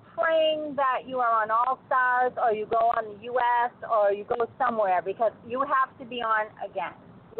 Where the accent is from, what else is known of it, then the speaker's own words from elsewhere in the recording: Boston, Massachusetts, United States; now in North Carolina, United States; I'm from North Carolina in the United States, originally from Boston